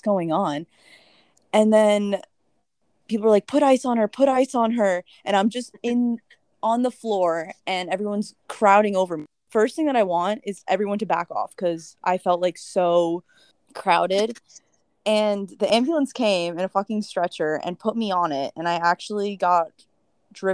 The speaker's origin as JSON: {"language": "English", "town": "Briarcliff Manor", "region": "New York", "country": "United States", "tie": "born or raised there", "said": "I grew up in Westchester, an hour from the city, and I grew up pretty much in the smallest town ever"}